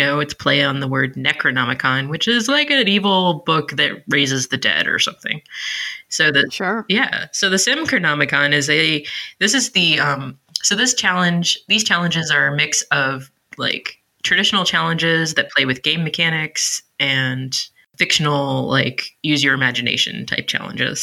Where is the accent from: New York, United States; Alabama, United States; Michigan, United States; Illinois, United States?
Michigan, United States; Detroit; I was born in Detroit